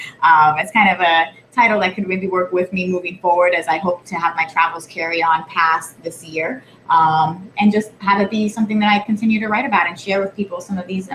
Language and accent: English; Puerto Rico; born there; I was born in Puerto Rico. I've visited many times, and I've never been to Vieques